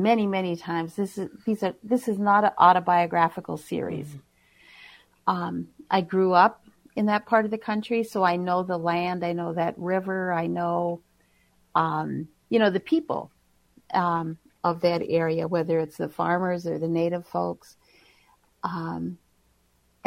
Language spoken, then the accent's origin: English; White Earth Nation, Minnesota, United States; now in Minneapolis, United States; I live in Minneapolis. I'm originally from the White Earth Nation